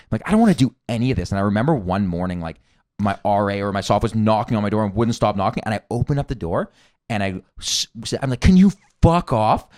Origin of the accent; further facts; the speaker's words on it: Toronto, Ontario, Canada; I grew up in Toronto.